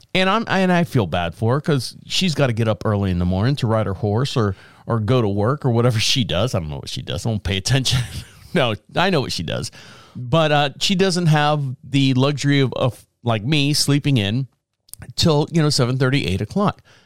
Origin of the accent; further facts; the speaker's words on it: Orlando, Florida, United States; now in Marshville, United States; where I grew up in Orlando